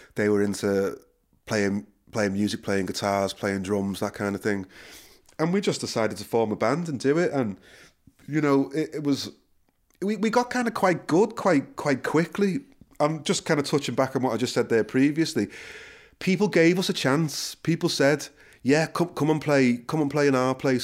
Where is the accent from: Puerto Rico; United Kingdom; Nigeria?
United Kingdom; Liverpool, North West England; moved away as an adult; also born or lived in London; now in Ireland; born and bred in Liverpool